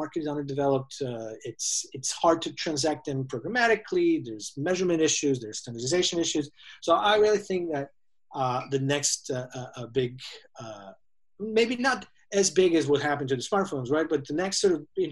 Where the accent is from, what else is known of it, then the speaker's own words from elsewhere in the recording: Serbia; moved away as an adult; also born or lived in San Francisco; I am originally from Serbia. I came to San Francisco to do my MBA back in 2002